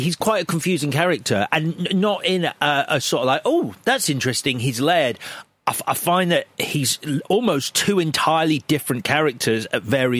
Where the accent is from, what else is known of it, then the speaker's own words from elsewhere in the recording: Ireland; and maybe it's just because I'm Irish